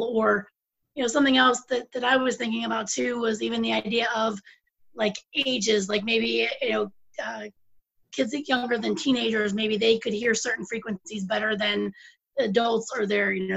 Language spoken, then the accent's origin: English; Pennsylvania, United States; moved away; I'm originally from Pennsylvania.